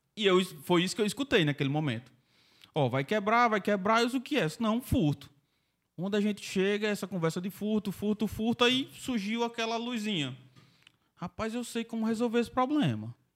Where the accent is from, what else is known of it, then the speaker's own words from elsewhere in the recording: Mossoró, Rio Grande do Norte, Brazil; eu nasci em Mossoró